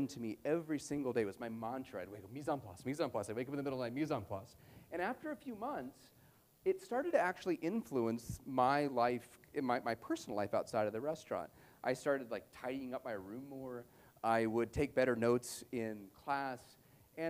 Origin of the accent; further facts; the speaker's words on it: Vail, Colorado, United States; also born or lived in Seattle, Washington; now in Boulder, United States; I grew up in Vail, Colorado